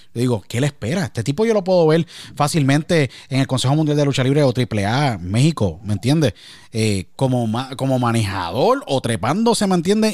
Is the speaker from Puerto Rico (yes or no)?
yes; Puerto Rico; now in United States; Yo nací, crecí, nací en Puerto Rico